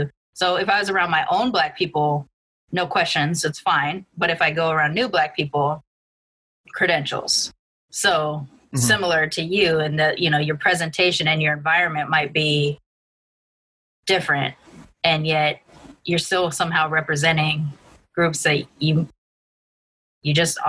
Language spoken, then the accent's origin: English; Long Beach, California, United States; I grew up in Long Beach around predominantly a Black and Latinx student body, a little bit of white kids here and there, but I look ambiguously Asian Latin, and so I'm not even representative of any of the groups that are part of my heritage.